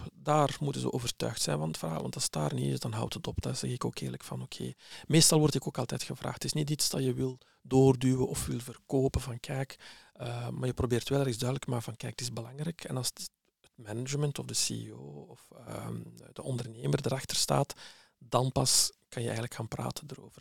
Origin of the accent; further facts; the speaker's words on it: Flemish village, Flanders, Belgium; also born or lived in Morocco; ik ben geboren in Marokko. Ik ben naar hier gekomen op jonge leeftijd als kleuter en eh, terechtgekomen in een eh, Vlaams dorpje